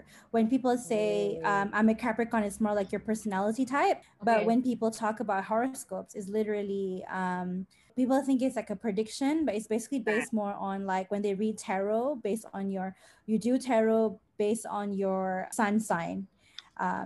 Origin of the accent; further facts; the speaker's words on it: Klang Valley, Malaysia; I'm from the Klang Valley